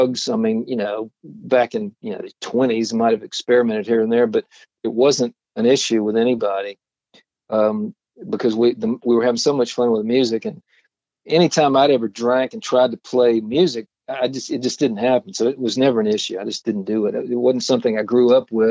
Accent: Atlanta, Georgia, United States; growing up in Atlanta

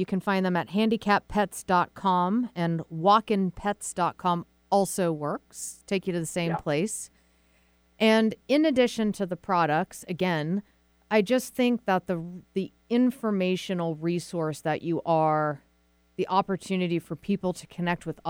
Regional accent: Massachusetts, United States; moved away; also born or lived in Vermont; I'm from Massachusetts originally and went to school in Vermont.

